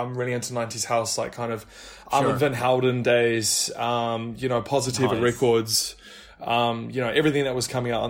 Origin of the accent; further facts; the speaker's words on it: New Zealand; moved away; So I'm actually from New Zealand